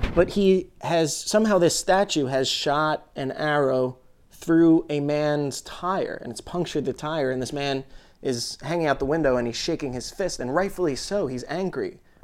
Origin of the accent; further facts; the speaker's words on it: United States; as an American citizen